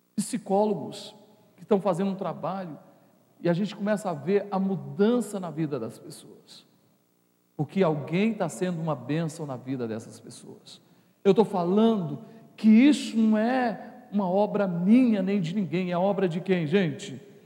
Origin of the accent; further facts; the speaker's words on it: Brazil; a gente é brasileiro